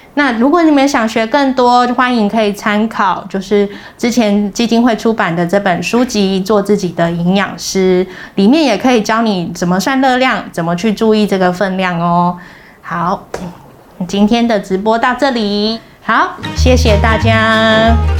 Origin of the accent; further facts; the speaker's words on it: Taiwan; 我们台湾人的烹调习惯还是以熟食为主